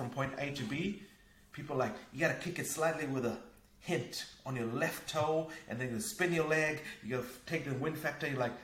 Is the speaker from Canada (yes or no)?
no; Fiji; also born or lived in New Zealand / Asia; now in Norway; I grew up in Fiji. I used to play outside, climbing coconut trees, catching fish, crabs, a very Robinson Crusoe type of childhood